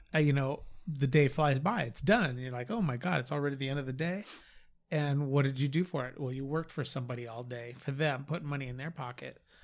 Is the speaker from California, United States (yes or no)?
yes; California, United States; I was born and raised in California